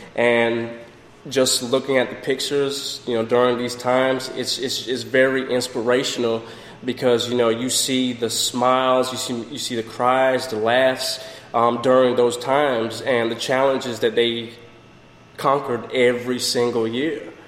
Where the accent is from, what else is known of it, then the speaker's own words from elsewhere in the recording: Jamaica; also born or lived in northern United States; now in Florida, United States; originally I'm from Jamaica